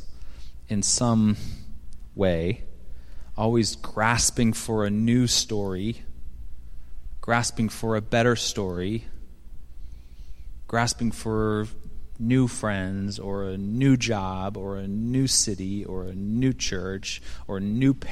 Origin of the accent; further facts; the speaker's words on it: Seattle, Washington, United States; moved away as an adult; now in Chicago, United States; my hometown of Seattle